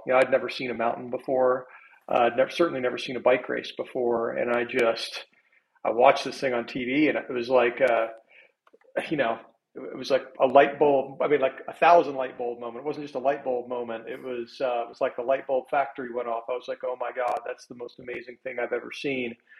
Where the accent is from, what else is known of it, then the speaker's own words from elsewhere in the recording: Little Rock, Arkansas, United States; also born or lived in Bentonville, Arkansas / Park City, Utah; I'm from Arkansas. I'm from Little Rock.